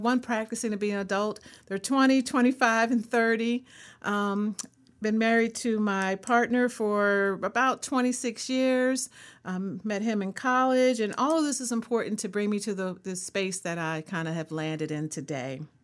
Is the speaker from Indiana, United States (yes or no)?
no; Philadelphia, Pennsylvania, United States; also born or lived in Colorado; now in North Carolina, United States; I am a native Philadelphian